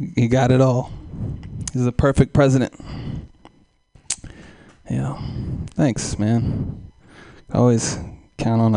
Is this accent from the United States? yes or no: yes; Oakland, California, United States; I'm from Oakland, East Oakland, California